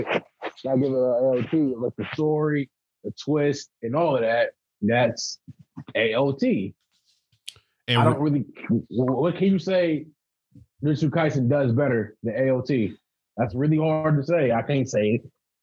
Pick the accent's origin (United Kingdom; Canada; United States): United States; Akron, Ohio; I'm from Akron, Ohio